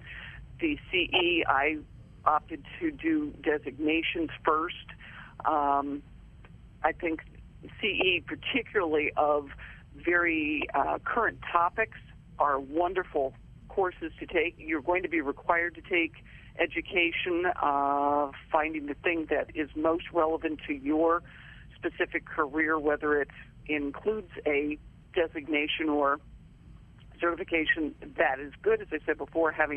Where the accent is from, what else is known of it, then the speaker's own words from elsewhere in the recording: Wayne, Pennsylvania, United States; moved away as an adult; also born or lived in Middletown, Ohio; now in Ohio, United States; I grew up outside of Philadelphia in Wayne, Pennsylvania. Went through all of the schools there from kindergarten to the 12th grade